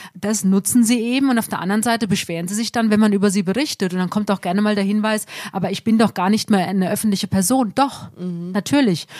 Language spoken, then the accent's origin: German; Germany; auch bei uns in Deutschland